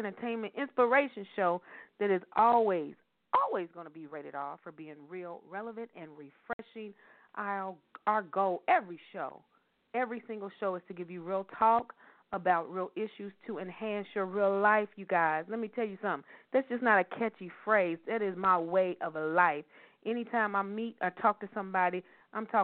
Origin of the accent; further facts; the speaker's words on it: Louisville, Kentucky, United States; they're all from my hometown, y'all, Louisville, Kentucky